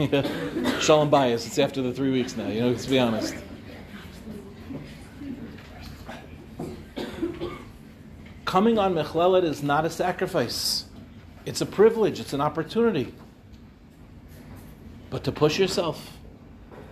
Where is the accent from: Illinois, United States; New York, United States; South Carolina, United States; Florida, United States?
New York, United States; Five Towns, Long Island; I grew up in the Five Towns